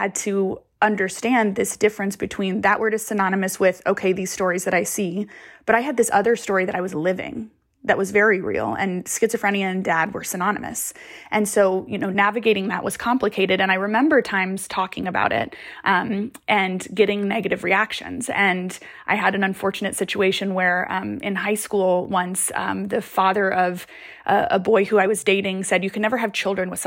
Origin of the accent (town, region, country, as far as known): Kansas, United States; born or raised there; also born or lived in Costa Rica